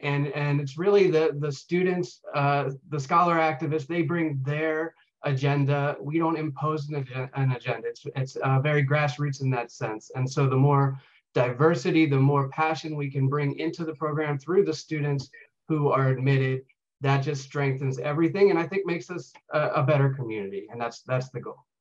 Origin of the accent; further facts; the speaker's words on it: York, Pennsylvania, United States; I uh, grew up in York, Pennsylvania